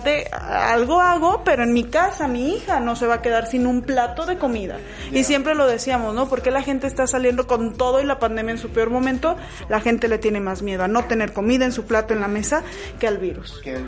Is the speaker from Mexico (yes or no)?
yes; Mexico; el grosor de nosotros como mexicanos